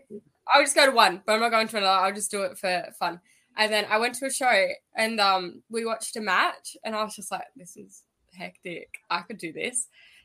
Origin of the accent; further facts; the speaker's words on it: Newcastle, New South Wales, Australia; I'm from Newcastle, Australia.